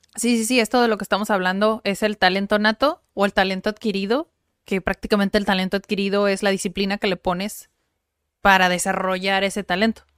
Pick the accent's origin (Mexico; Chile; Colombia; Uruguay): Mexico; los mexicanos